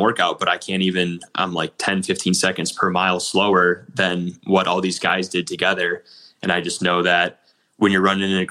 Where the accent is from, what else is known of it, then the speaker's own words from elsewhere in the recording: Illinois, United States; moved away as an adult; also born or lived in Nebraska; we're both from Illinois